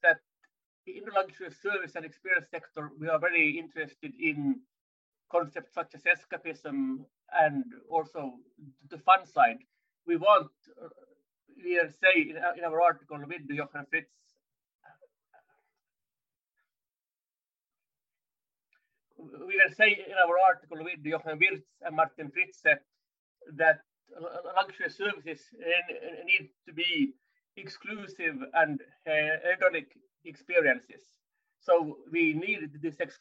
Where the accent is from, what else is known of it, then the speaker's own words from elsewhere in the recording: Finland; moved away as an adult; now in France; I'm originally from Finland, based in France since 10 and a half years